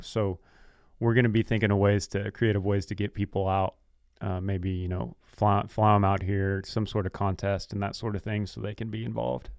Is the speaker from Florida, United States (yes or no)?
no; Texas, United States; we're from Texas